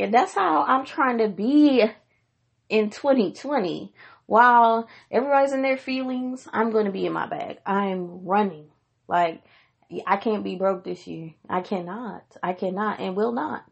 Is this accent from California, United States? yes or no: no; Washington, District of Columbia, United States; moved away; I went back to my hometown of Washington, D C for the first time in more than ten years